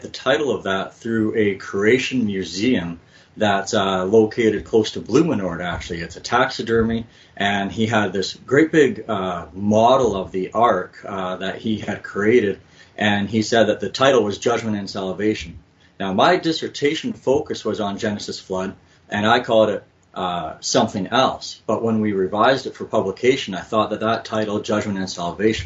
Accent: Alberta, Canada; also born or lived in Hamilton, Ontario / Manitoba; now in Winnipeg, Canada; I am from Manitoba, but actually I'm originally from Alberta.

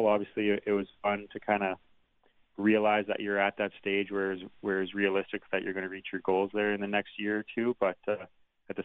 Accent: Steinbach, Manitoba, Canada; moved away as an adult; now in Bemidji, United States; I played in Steinbeck in my hometown

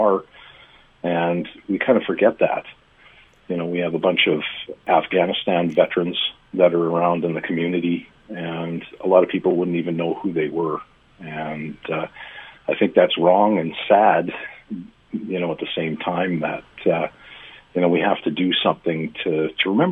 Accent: Lumsden, Saskatchewan, Canada; also born or lived in Regina; now in Estevan, Canada; I grew up in Lumsden

